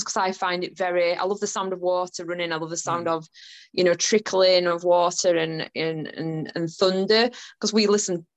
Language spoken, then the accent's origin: English; Yorkshire and the Humber, United Kingdom; I'm from Yorkshire